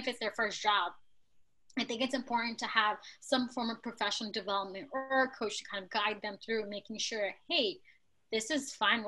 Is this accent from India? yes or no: no; New York City, New York, United States; also born or lived in Bangladesh; I was born in Bangladesh, it's a developing country, and I grew up in New York City